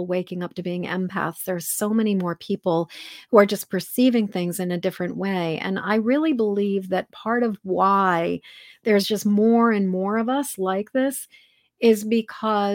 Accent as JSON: {"language": "English", "region": "Massachusetts", "country": "United States", "tie": "born or raised there", "moved": "yes", "lives_now": "Maine, United States", "said": "I'm a Masshole. that's what they call people like me, because I'm from Massachusetts"}